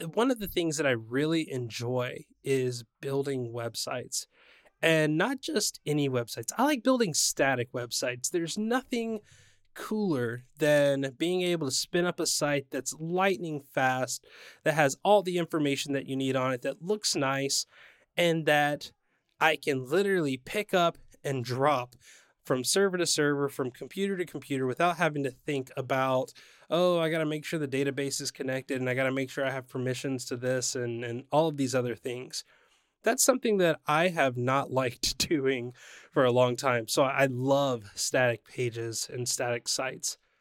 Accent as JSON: {"language": "English", "town": "San Diego", "region": "California", "country": "United States", "tie": "born or raised there", "said": "my hometown of San Diego"}